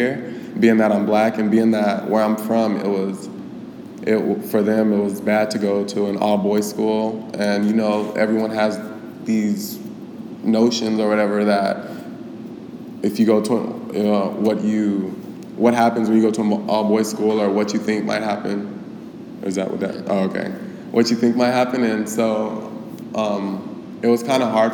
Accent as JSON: {"language": "English", "town": "Glendale", "region": "Arizona", "country": "United States", "tie": "born or raised there", "said": "I grew up in Glendale, of course, born and raised here"}